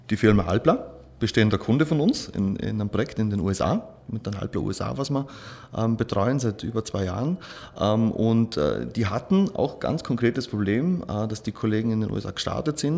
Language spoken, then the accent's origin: German; Schnepfau, Vorarlberg, Austria; born there; now in Dornbirn, Austria; bin gebürtig aus Schnepfer, wohne in Dornbirn, verheiratet, zwei Kinder